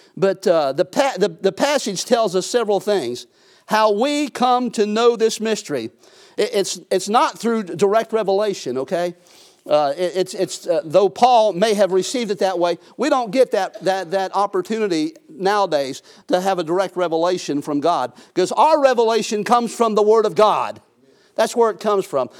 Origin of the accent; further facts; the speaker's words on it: United States; I'm an American, I'm a citizen here on this earth